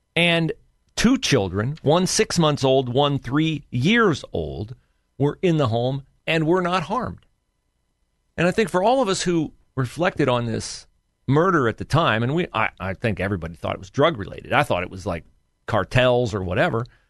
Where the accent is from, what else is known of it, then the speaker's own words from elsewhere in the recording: an area near the Honda plant, Ohio, United States; an area near my hometown